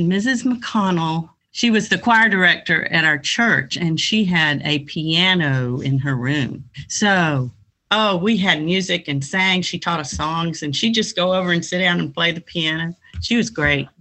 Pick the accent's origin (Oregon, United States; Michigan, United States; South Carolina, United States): South Carolina, United States; moved away; I grew up in South Carolina.